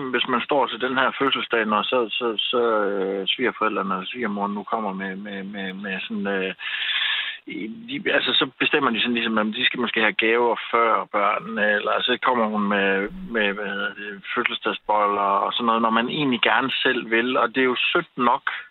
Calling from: Køge, Zealand, Denmark; also born or lived in Nordsjælland; fra Sjælland af ved omkring øh, Køge

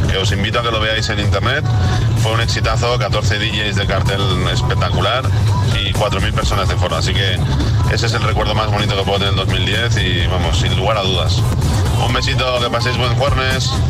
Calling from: Valencia, Valencian Community, Spain; Buenos días, agitadores. … de Valencia.

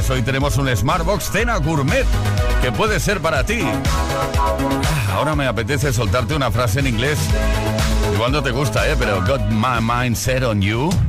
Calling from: Valencia, Valencian Community, Spain; Buenas tardes, Fliquis. Eh … de Valencia.

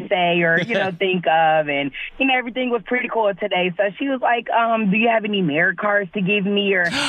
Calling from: Neenah, Wisconsin, United States; I'm calling from Nina, Wisconsin.

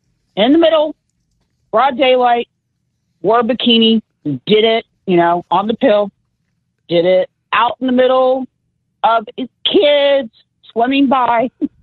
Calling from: Kansas City, Missouri, United States; Kansas City, Missouri.

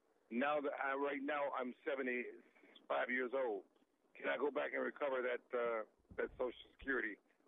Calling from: Washington, District of Columbia, United States; I'm calling from Washington, D.C. I live in Illinois, though.

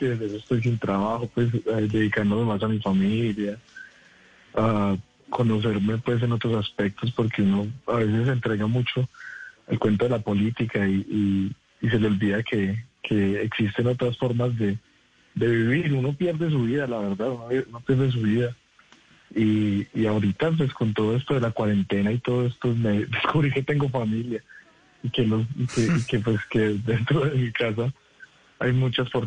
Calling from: Armenia, Quindío, Colombia; de Armenia.

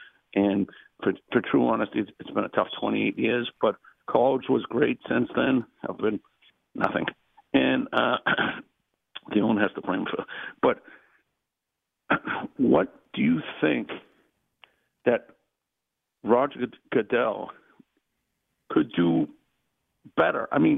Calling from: New England, United States; I'm calling from New England

